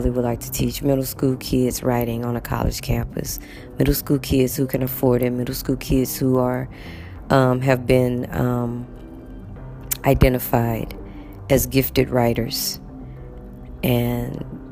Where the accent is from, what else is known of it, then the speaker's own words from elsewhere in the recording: United States; moved away; I'm from America